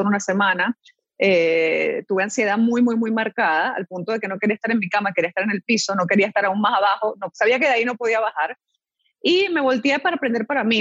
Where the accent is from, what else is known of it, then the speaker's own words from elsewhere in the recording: Venezuela; moved away as an adult; also born or lived in Chile; now in Panama; me crié en Venezuela